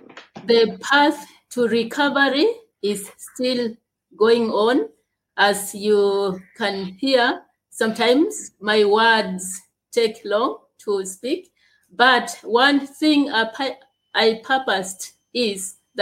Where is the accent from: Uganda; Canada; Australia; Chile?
Uganda; I am from Uganda. I was born in Uganda and I live in Uganda gladly.